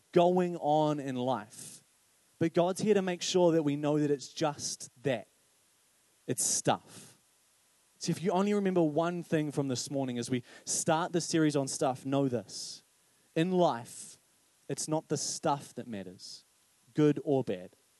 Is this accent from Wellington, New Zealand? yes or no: yes; Paraparaumu, Wellington, New Zealand; I grew up in Paraparaumu